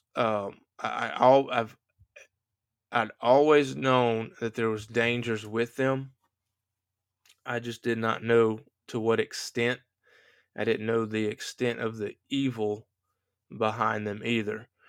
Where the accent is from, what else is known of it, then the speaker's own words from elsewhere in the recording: United States; I'm an American